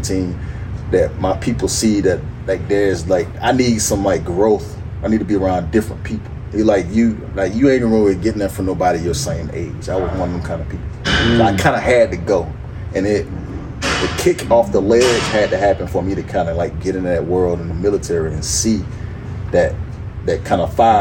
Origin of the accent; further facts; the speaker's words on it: Atlanta, Georgia, United States; I was born actually in Atlanta